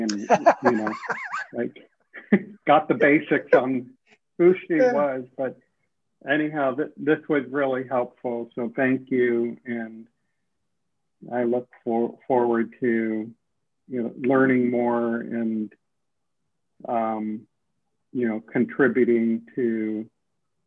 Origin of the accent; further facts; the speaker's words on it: Middleburg Heights, Ohio, United States; moved away; also born or lived in Harlem, New York; my public education growing up in Middleburg Heights, Ohio